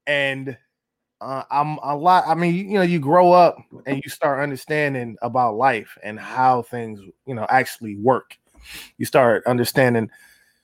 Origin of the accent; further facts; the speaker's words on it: Los Angeles, California, United States; moved away; I'm originally from Los Angeles